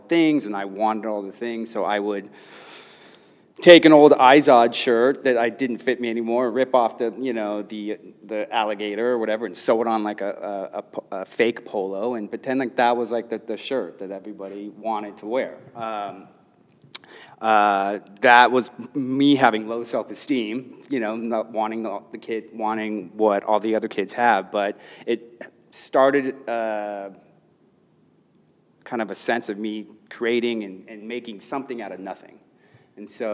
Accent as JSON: {"language": "English", "town": "Los Angeles", "region": "California", "country": "United States", "tie": "born or raised there", "said": "I grew up in Los Angeles in a middle class family"}